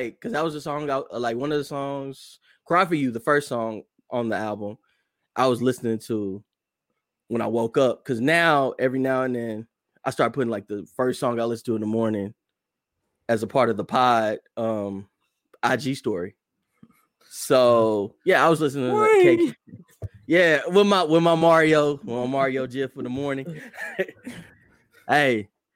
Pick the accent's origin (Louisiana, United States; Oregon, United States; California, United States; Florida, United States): California, United States; Northern; moved away; your boy going back home at the end of the year